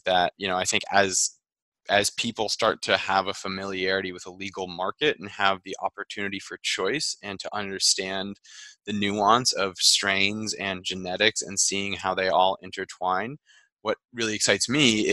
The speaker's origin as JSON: {"language": "English", "area": "the Berkshires", "region": "Massachusetts", "country": "United States", "said": "I'm from the Berkshires"}